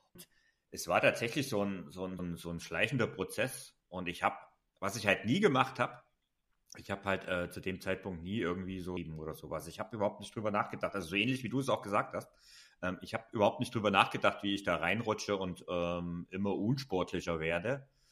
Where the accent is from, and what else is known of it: Saxony, Germany; born or raised there